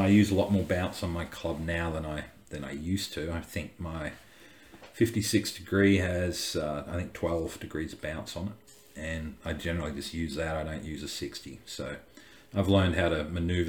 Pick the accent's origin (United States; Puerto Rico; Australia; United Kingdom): Australia; growing up in Australia